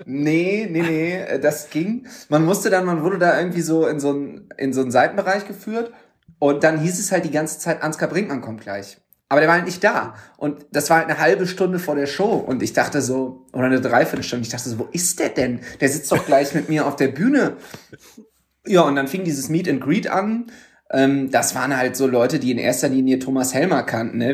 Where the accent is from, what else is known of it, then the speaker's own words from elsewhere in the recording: Düsseldorf, North Rhine-Westphalia, Germany; ich bin ja gebürtiger Düsseldorfer